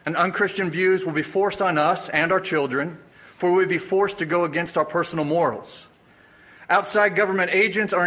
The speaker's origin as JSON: {"language": "English", "town": "Springfield", "region": "Missouri", "country": "United States", "tie": "born or raised there", "said": "I was born and raised in Springfield, Missouri"}